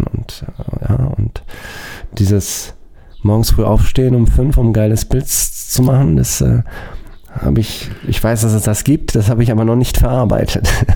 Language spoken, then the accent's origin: German; Germany; bei uns in Deutschland